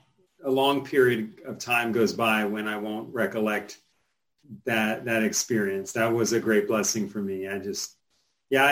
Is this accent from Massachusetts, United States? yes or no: no; North Carolina, United States; I grew up in North Carolina